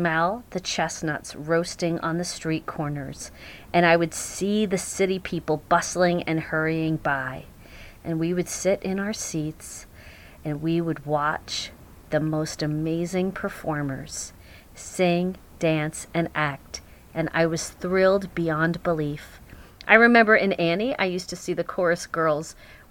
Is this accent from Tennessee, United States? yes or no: no; Long Island, New York, United States; now in Garrison, New York, United States; I grew up on Long Island